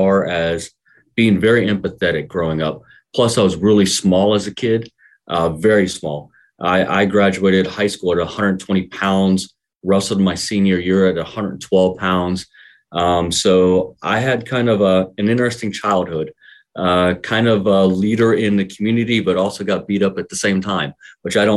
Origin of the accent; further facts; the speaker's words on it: Milford, Ohio, United States; I grew up in Milford, small family, mother and father and a brother